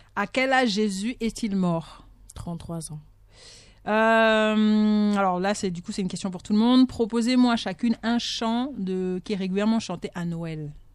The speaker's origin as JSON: {"language": "French", "town": "Bitam", "region": "Woleu-Ntem", "country": "Gabon", "said": "moi je suis de Bitam"}